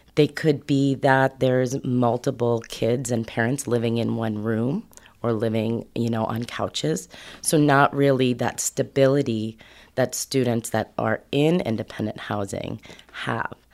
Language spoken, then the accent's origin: English; New York, United States; moved away as an adult; now in Humboldt County, United States; I'm originally a New Yorker, East Coast kid